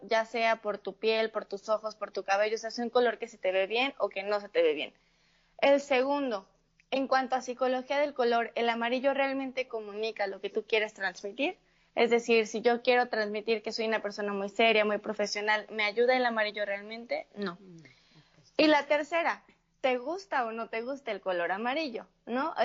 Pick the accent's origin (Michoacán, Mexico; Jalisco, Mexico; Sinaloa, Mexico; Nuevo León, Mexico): Michoacán, Mexico; Morelia; yo soy de una ciudad que se llama Morelia, eh, dentro de México